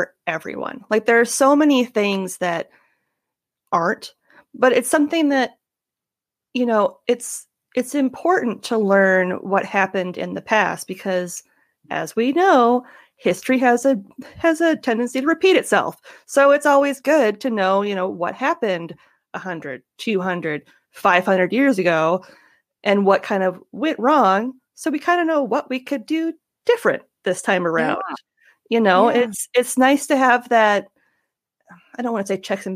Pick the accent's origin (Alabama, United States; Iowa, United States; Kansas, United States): Iowa, United States; Northwest; I grew up in Northwest Iowa